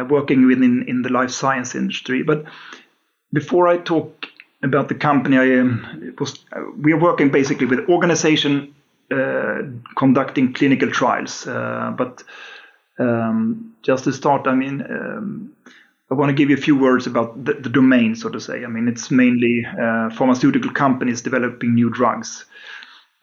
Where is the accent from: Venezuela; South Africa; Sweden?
Sweden; Uppsala, Uppsala County; born and raised in Uppsala. I basically never left the town